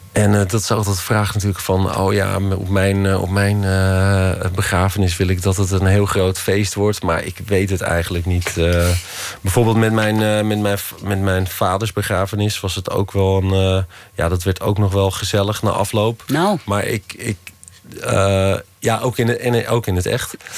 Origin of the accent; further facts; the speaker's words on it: Loosdrecht, North Holland, Netherlands; waar ik opgegroeid ben